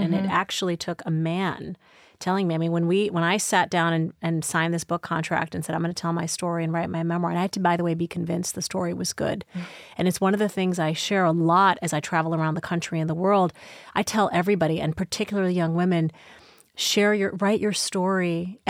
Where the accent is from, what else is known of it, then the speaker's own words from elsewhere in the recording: Midwest, United States; born there; whether it was also I was born in the Midwest, whether it was also I wanted to be a journalist